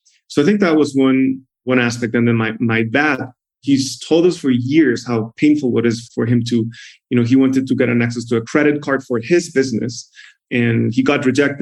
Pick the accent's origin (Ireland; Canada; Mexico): Mexico; Guadalajara, Jalisco; also born or lived in China / Brazil / San Francisco; I was born and raised in Mexico, specifically in Guadalajara, Mexico.